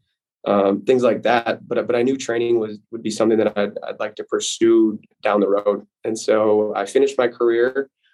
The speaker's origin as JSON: {"language": "English", "town": "Appleton", "region": "Wisconsin", "country": "United States", "said": "I'm from Appleton, Wisconsin. Grew up around the game"}